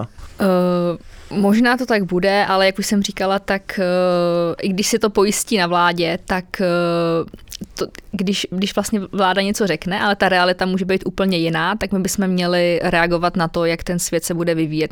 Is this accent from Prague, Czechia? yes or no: no; Chomutov, Ústí nad Labem Region, Czechia; já třeba zrovna z paneláku pocházím, z Chomutova, z toho uhelného regionu, kde jsme bydleli v pátém patře